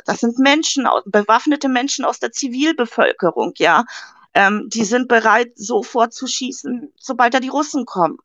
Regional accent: Hamburg, Germany; ich komme ja aus Hamburg

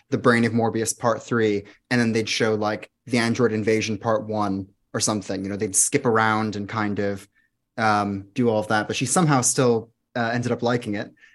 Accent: Florida, United States; moved away as an adult; also born or lived in London area, England; now in London, United Kingdom; I'm from Florida

